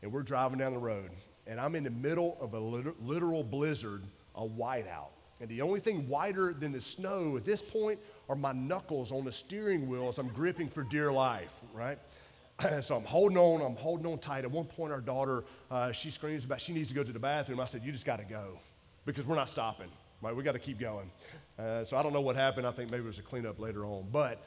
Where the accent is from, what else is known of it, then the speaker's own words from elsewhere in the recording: Georgia, United States; moved away as an adult; also born or lived in Maryland; I'm from Georgia